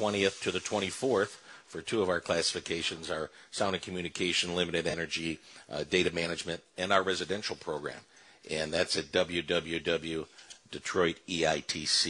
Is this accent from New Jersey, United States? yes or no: no; Shelby Township, Michigan, United States; my old stomping grounds where I grew up in Shelby Township